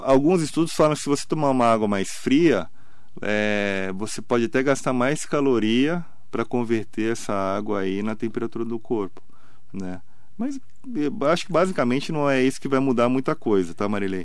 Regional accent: Santos, São Paulo, Brazil; now in Mogi das Cruzes, Brazil; Eu sou de Santos. Eu sou, eu sou mais mogiano do que santista

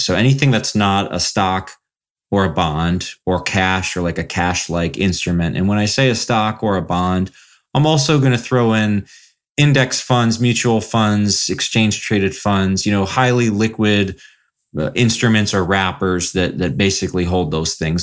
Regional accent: Columbus, Ohio, United States; moved away as an adult; also born or lived in Florida / South Bend, Indiana / Houston / Chicago; now in Southwest Michigan, United States; I basically grew up in Columbus, Ohio, um, for most of my life.

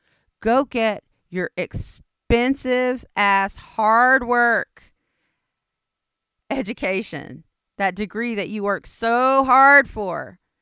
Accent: United States; It's just like, Indians don't make anything easy. I'm Indian, I know.

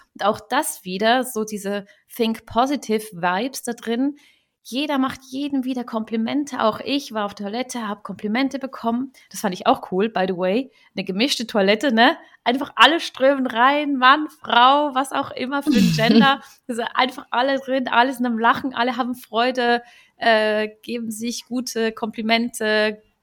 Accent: Switzerland; viele Schweizer, mich inklusive

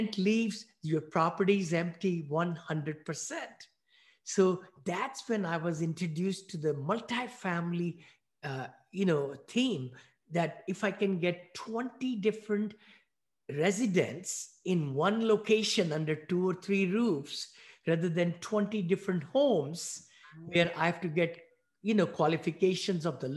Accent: New Delhi, Delhi, India; moved away as an adult; also born or lived in Bowling Green, Ohio / Findlay, Ohio; now in United States; I'm a mechanical engineer from New Delhi, India. I grew up there. I was born there

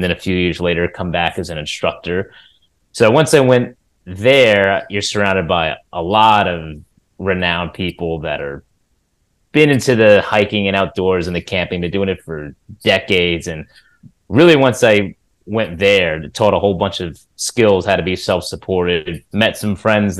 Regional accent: Ringwood, New Jersey, United States; I grew up in New Jersey, in Ringwood, New Jersey, which is an outdoorsy kind of area, rural. It's got lakes, it's got the hillsides of the Ramapo Mountains.

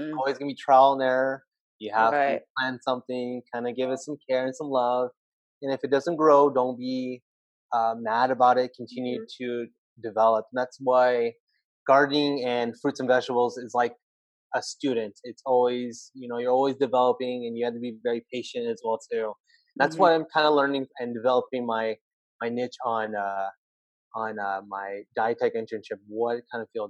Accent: Turlock, California, United States; I am from Turlock, California, like literally the center of California

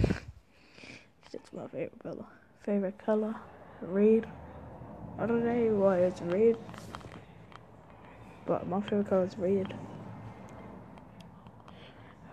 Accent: New Zealand; New Zealand, I'm a Māori, and a Kiwi

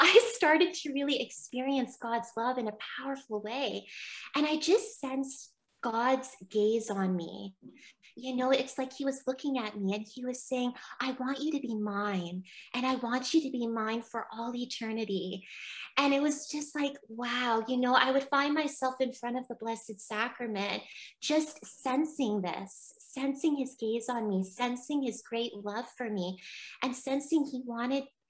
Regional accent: Barry's Bay, Ontario, Canada; I went to Our Lady Seat of Wisdom College in my hometown, in Barry's Bay.

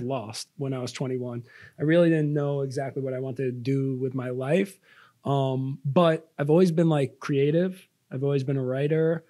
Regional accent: Long Island, New York, United States; I am from Long Island, New York

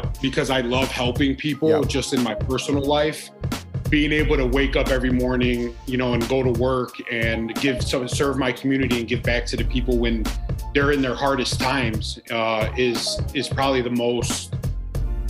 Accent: Chicago, Illinois, United States; I'm from Chicago

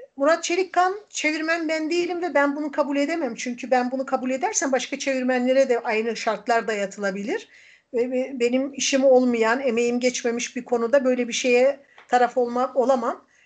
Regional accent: Erzincan, Turkey; now in Izmir, Turkey; ben Erzincanlıyım ama tabii 40 yıldan fazladır İzmir'de yaşayınca ben, bu burası da artık benim memleketim.

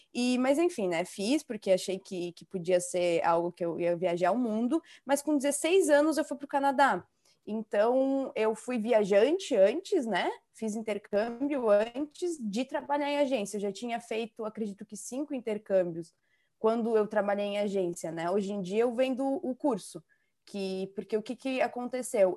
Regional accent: Balneário Camboriú, Santa Catarina, Brazil; Eu sou do sul, eu moro em Balneário Camboriú agora, no ah, momento

